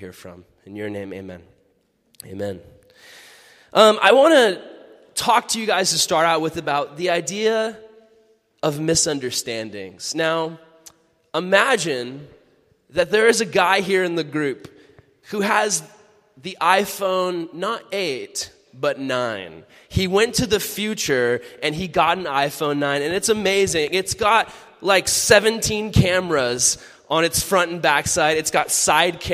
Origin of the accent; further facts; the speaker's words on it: California, United States; I'm a Californian. I talk like a normal person